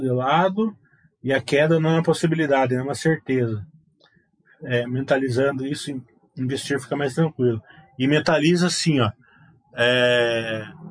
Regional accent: Brazil

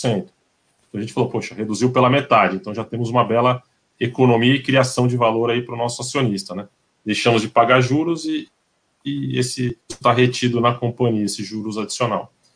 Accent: São Paulo, Brazil; nós que somos paulistas

